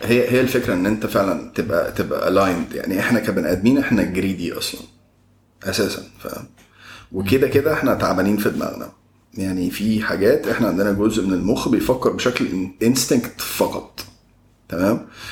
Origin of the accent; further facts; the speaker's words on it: Egypt; عندنا في مصر إن إحنا اتربينا في بيوت